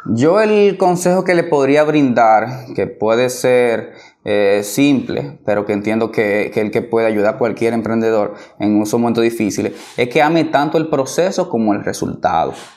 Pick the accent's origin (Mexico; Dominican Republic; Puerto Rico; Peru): Dominican Republic; soy dominicano hasta tambora.